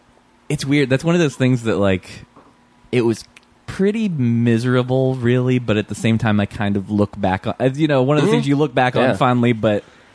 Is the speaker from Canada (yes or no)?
no; Michigan, United States; moved away; also born or lived in Virginia / Minnesota; I grew up in Michigan originally, then I lived in Virginia for a long time, and I was living in Virginia